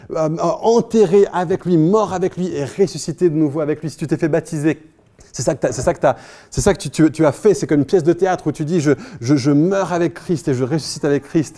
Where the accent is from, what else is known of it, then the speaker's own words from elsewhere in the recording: France; now in Paris, France; en tant que Français